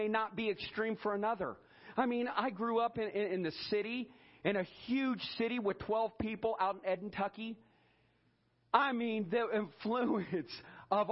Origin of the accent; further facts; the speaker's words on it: Edinburg, Ohio, United States; growing up in Edinburgh, Ohio